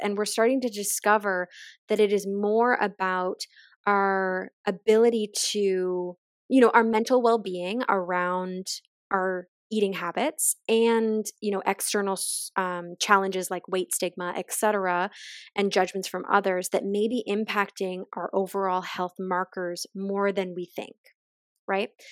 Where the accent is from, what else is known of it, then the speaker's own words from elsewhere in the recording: just outside of Halifax, Nova Scotia, Canada; moved away; I am from the East Coast originally. I grew up just outside of Halifax